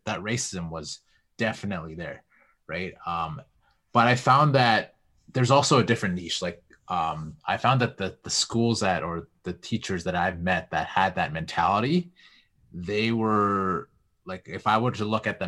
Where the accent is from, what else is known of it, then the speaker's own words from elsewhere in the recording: Vancouver, British Columbia, Canada; now in Edmonton, Canada; Like, I grew up in Vancouver, and me being in Edmonton right now